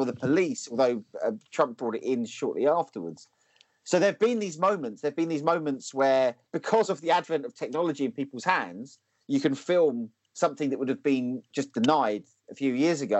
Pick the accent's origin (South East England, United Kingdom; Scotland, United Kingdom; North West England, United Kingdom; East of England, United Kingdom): East of England, United Kingdom; Essex; now in Lowestoft, United Kingdom; I grew up in Essex